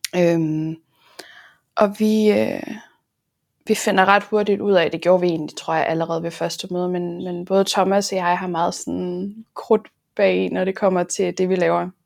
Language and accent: Danish; Aarhus, Central Denmark Region, Denmark; jeg er jo fra Aarhus